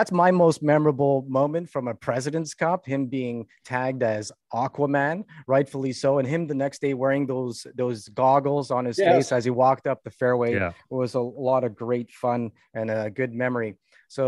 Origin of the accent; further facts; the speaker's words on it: Canada; We're Canadian